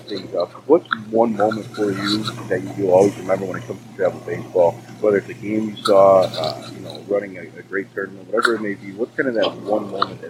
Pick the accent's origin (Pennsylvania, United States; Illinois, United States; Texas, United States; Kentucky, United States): Illinois, United States; Chicago; I'm from Chicago.